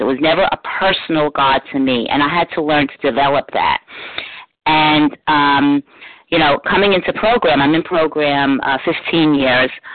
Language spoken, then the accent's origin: English; New York City, New York, United States; I grew up in New York City, in the Bronx actually